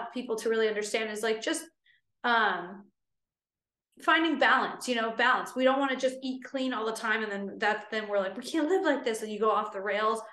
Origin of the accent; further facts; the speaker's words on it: Los Angeles, California, United States; I'm from Los Angeles